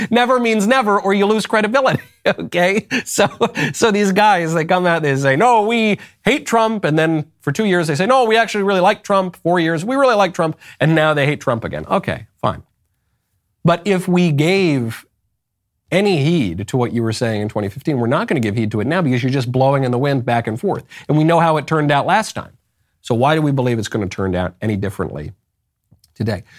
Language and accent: English; New York, United States; I'm from New York